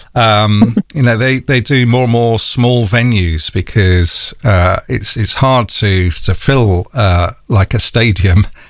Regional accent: London, United Kingdom; accent: North London; my North London accent

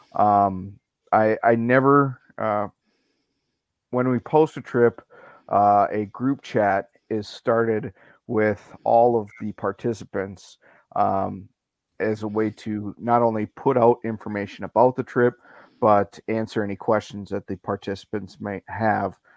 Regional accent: Andover, Minnesota, United States; I'm from Andover, Minnesota. Uh, born and raised in Minnesota.

